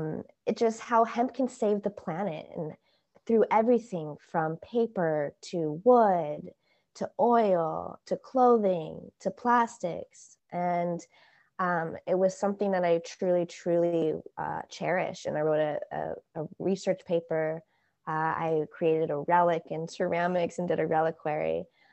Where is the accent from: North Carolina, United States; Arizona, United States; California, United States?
California, United States; San Diego; moved away as an adult; also born or lived in San Luis Obispo, California / Humboldt County, California; Well, I'm originally from San Diego. So I am a California native. But then I went to school in San Luis Obispo, California, in Central California.